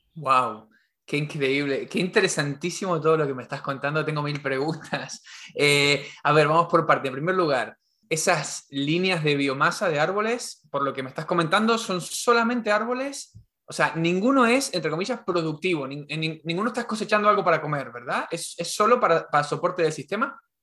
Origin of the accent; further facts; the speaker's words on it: Argentina; en Argentina tenemos todo soja transgénica